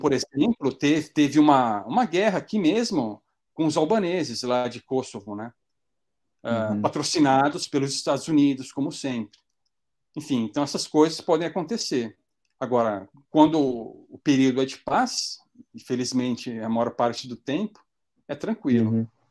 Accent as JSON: {"language": "Portuguese", "country": "Brazil", "moved": "as an adult", "lives_now": "North Macedonia", "said": "eu sou brasileiro"}